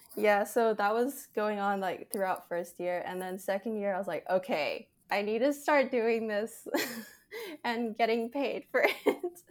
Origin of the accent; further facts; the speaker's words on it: Canada; I'm Canadian